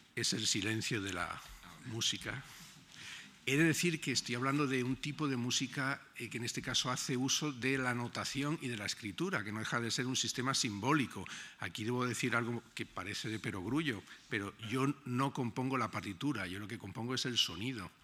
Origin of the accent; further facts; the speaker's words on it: Granada, Andalusia, Spain; moved away as an adult; now in Berlin, Germany; cuando era pequeño, mm, en mi casa en Granada, mi ventana daba a la Alhambra